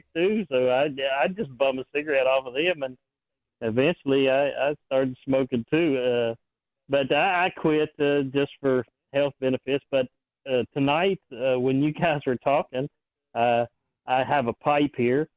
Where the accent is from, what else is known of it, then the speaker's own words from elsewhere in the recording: West Virginia, United States; I grew up in West Virginia, and we grew tobacco